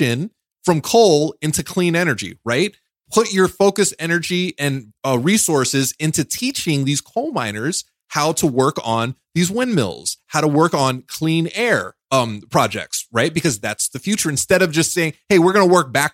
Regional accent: New York City, New York, United States; I'm from New York. I'm from Brooklyn

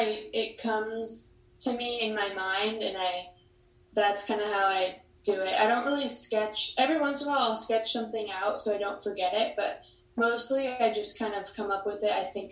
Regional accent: Hanalei, Hawaii, United States; also born or lived in Santa Barbara, California / Florence, Italy; I'm from Hanalei, Kauai.

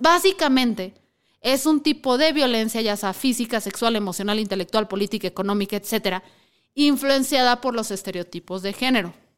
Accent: Chihuahua, Mexico; Yo soy de Chihuahua

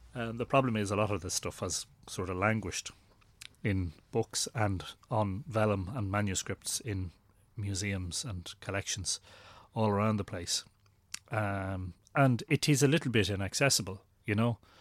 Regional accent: Drogheda, Leinster, Ireland; born in Drogheda and li-, I've lived here all my life

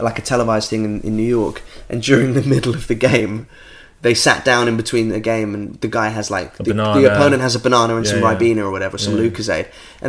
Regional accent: United Kingdom

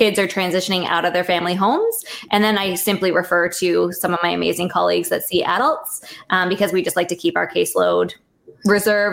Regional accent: Canada; I'm a Canadian dietitian

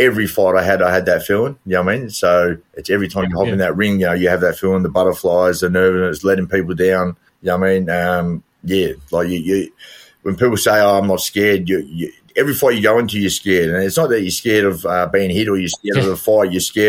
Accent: Melbourne, Victoria, Australia; Yeah, I mean, I believe it was a better time. It was a good era. It was a working class area. You had your mates. We didn't have much as kids, but we made do with what we had

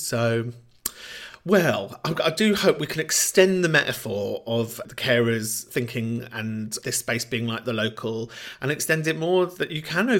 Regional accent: London, United Kingdom; where I grew up in Camden

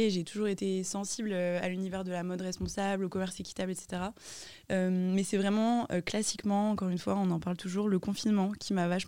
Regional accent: Lille, Hauts-de-France, France; also born or lived in Toulouse / Paris; j'ai 26 ans, lilloise aussi. Euh, je suis partie faire mes études euh, à Toulouse euh, et quelques stages à Paris et revenue à Lille

